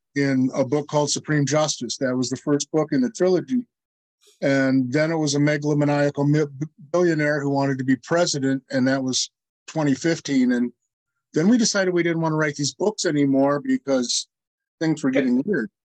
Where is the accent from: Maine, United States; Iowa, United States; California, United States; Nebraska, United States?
Iowa, United States; my hometown in Iowa